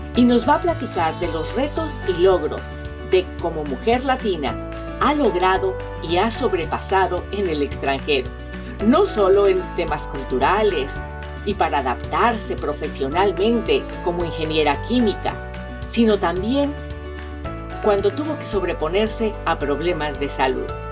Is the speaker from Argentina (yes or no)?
no; Mexico; yo también soy mexicana